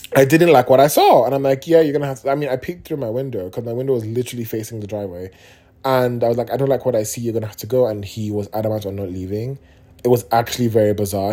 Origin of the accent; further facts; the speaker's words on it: Nigeria; being Nigerian